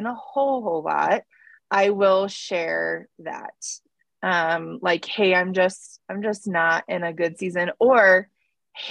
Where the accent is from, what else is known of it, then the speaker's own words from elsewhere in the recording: Denver, Colorado, United States; I grew up in Colorado, not in Colorado Springs, more in the Denver area